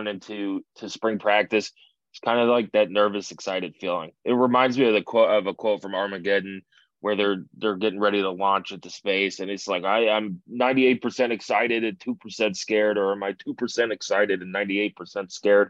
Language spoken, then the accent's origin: English; New York, United States; as a New Yorker and somebody who has a lot of Italian friends